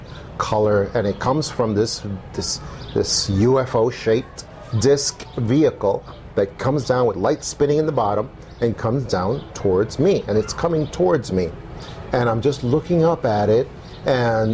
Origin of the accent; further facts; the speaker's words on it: New York City, New York, United States; now in Tucson, United States; When I was about 10 years old, growing up in New York City